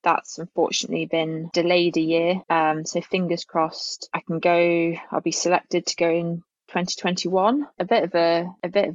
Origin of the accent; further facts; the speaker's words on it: Alnwick, North East England, United Kingdom; moved away as an adult; also born or lived in Bath; home is a town, basically it's a really small village that's called South Cholton, which is just outside of a town called Alnwick